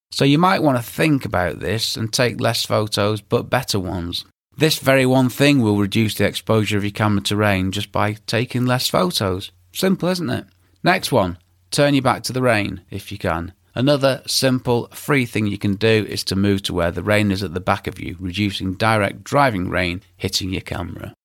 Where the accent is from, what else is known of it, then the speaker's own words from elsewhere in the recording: England, United Kingdom; being English and living in England